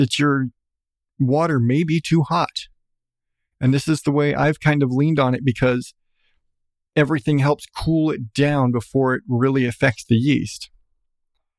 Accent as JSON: {"language": "English", "country": "United States", "said": "I'm American"}